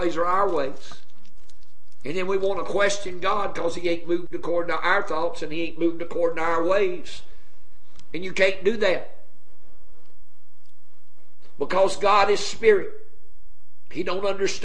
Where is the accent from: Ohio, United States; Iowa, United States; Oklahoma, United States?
Ohio, United States; My daddy was a pastor up in the state of Ohio when I was born.